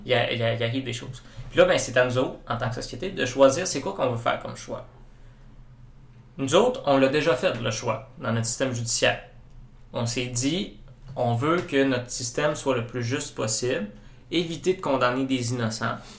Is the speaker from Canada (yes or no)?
yes; Saguenay, Quebec, Canada; je viens de la région, je viens du Saguenay